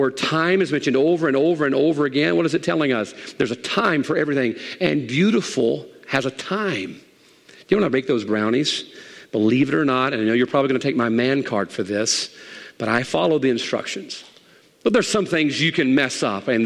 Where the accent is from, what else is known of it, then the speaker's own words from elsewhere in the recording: United States; I am an American